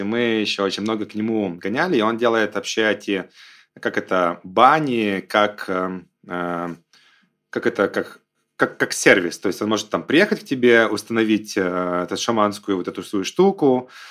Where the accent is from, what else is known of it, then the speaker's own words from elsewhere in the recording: Belarus; also born or lived in San Francisco, United States; now in Sochi, Russia; я там сам белорус